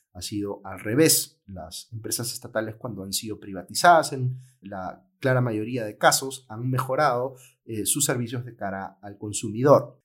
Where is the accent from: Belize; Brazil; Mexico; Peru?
Peru